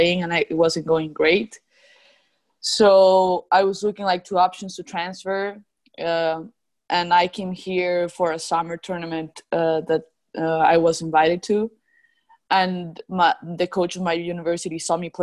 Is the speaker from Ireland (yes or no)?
no; Mexico; moved away as an adult; also born or lived in Connecticut; now in Chicago, United States; I'm from Mexico. So I came to Chicago a year